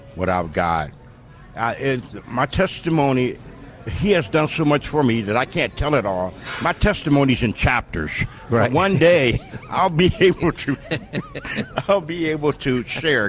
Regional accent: San Diego, California, United States; I was born and raised in San Diego, California

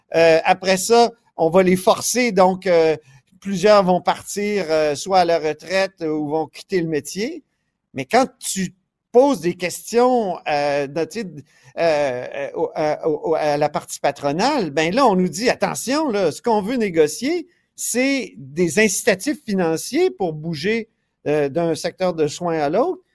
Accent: Quebec, Canada; on est plein de Québécois

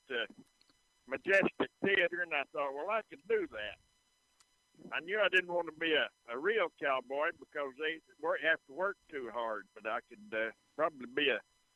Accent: Lubbock, Texas, United States; also born or lived in Dawson County, Texas; I was born in Dawson County, about 60 miles south of there, and we moved to Lubbock when I was in the second grade.

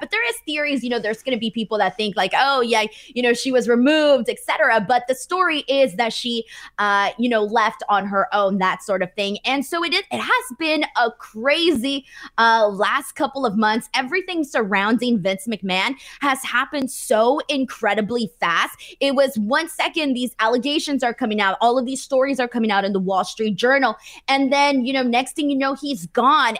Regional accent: Los Angeles, California, United States; my hometown of, uh, you know, Los Angeles, California

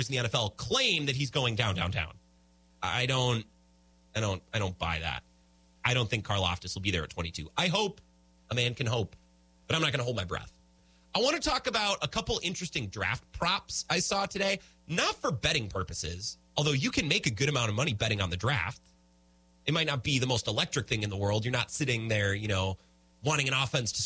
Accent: Menominee, United States; moved away; I was in my hometown of Menominee

